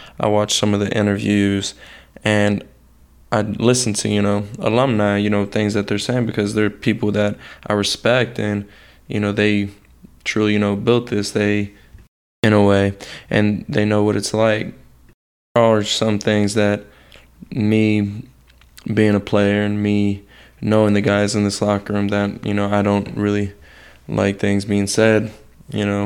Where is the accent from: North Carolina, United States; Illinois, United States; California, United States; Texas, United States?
Texas, United States; Houston; moved away as an adult; now in Miami, United States; I'm not from Miami. I'm from Houston, Texas.